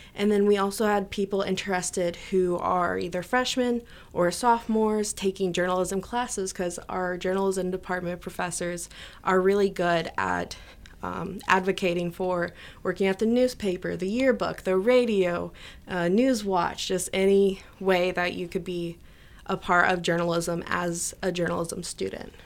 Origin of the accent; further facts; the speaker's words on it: Neoga, Illinois, United States; I'm from Nioga, so we have our town festival, Nioga Days